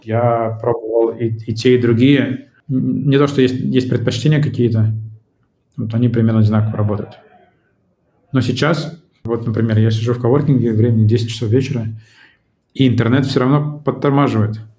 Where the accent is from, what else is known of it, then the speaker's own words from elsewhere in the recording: Saint Petersburg, Russia; moved away as an adult; now in Tbilisi, Georgia; родился и вырос в Петербурге